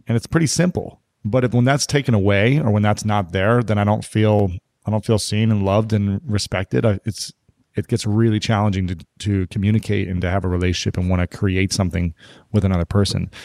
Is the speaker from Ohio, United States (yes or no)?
yes; Ohio, United States; I'm from Ohio